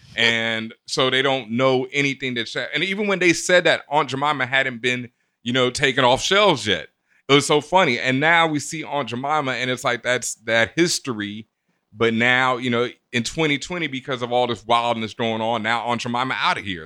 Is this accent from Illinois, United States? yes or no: no; Houston, Texas, United States; moved away; I grew up in Houston, and Houston, I experienced so much overt racism in my face that it was different when I moved up east